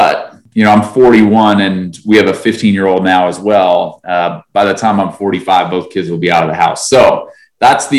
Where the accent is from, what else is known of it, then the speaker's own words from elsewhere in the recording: a town outside of Utica, Central New York, United States; now in Atlanta, United States; I grew up in Central New York. For anybody who knows New York, kind of in between Albany and Syracuse, a town outside of Utica.